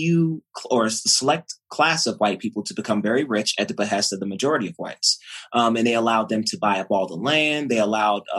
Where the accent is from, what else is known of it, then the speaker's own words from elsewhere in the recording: Richmond, Virginia, United States; also born or lived in Georgia; I grew up in the Richmond area